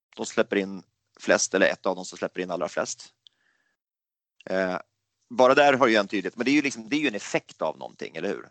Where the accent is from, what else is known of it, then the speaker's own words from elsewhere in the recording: Gävle, Gävleborg County, Sweden; moved away as an adult; now in Stockholm, Sweden; min hemstad Gävle